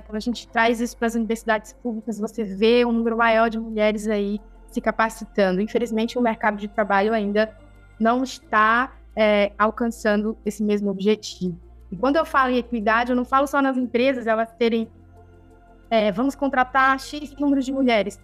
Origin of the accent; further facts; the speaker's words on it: Amazon, Brazil; Eu mesma nasci, né? Me criei na Amazônia, aqui tomando banho nesses rios.